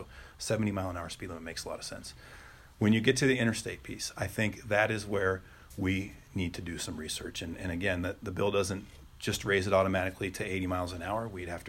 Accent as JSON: {"language": "English", "region": "Kansas", "country": "United States", "lives_now": "Nebraska, United States", "said": "I came from Kansas. We've got a few of them there."}